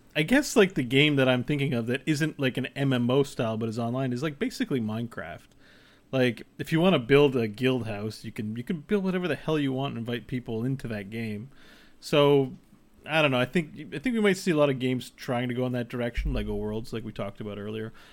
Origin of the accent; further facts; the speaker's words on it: Canada; we're Canadian